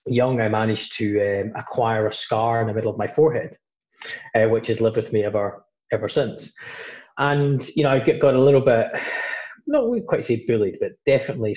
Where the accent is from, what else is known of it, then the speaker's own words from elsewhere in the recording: Glasgow, Scotland, United Kingdom; I grew up in, relatively working class family in Glasgow, up in Scotland, I spent most of my life up there.